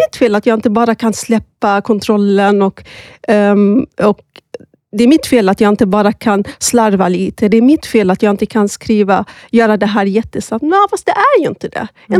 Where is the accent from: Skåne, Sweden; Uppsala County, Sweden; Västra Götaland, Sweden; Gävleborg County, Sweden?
Skåne, Sweden; Malmö; moved away as an adult; now in Stockholm, Sweden; Jag är född i Malmö, um, men flyttade till Stockholm för snart tio år sedan